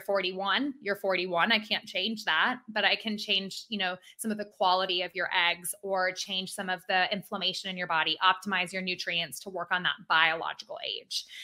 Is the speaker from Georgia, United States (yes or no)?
yes; Atlanta, Georgia, United States; I am an Atlanta native.